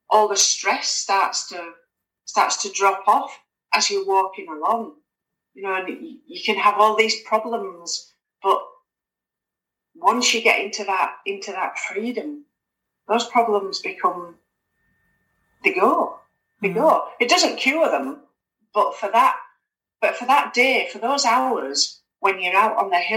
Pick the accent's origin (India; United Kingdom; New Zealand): United Kingdom; Halifax, Yorkshire and the Humber; moved away as an adult; now in Scotland, United Kingdom; I'm originally I'm from Halifax in, in West Yorkshire, but I'm up in Scotland now, so I've been up in Scotland for gosh, nearly nearly twenty years now.